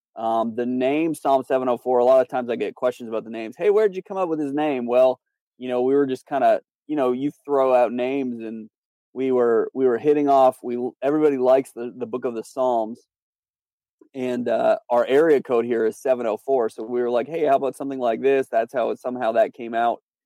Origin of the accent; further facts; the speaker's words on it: Canada; moved away as an adult; also born or lived in North Carolina; now in Charlotte, United States; I'm from Canada, so that's where I was born, raised, my family's there.